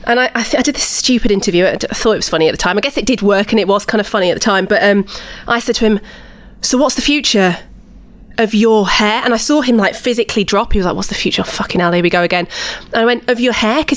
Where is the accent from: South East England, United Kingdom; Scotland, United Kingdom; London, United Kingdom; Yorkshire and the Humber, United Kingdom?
Yorkshire and the Humber, United Kingdom; Huddersfield; I'm from Huddersfield